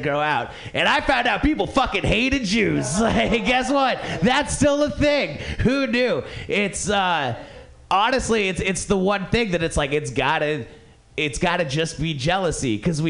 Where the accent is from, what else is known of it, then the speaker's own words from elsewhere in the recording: Ventura, California, United States; my hometown of Ventura